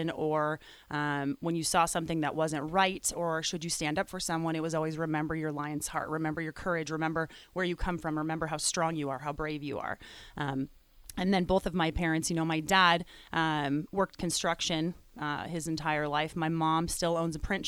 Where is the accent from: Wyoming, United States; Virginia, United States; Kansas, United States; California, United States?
Wyoming, United States; I'm from Wyoming